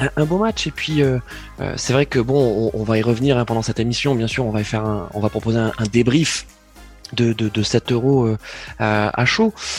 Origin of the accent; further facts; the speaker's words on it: France; on est français